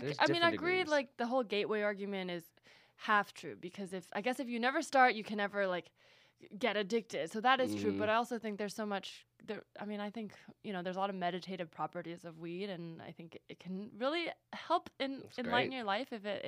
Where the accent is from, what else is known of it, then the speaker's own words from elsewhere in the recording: San Francisco Bay Area, California, United States; I'm from the Bay Area, so of course.